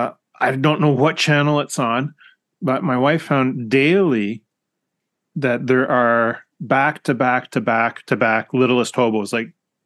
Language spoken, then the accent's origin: English; Canada; growing up here in Canada